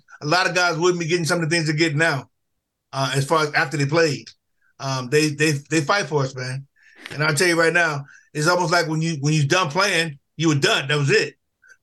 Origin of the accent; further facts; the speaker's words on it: Newark, New Jersey, United States; I grew up in Newark